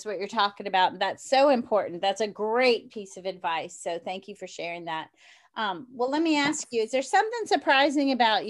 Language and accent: English; New Orleans, Louisiana, United States; Well, I'm from New Orleans, so I love my jazz.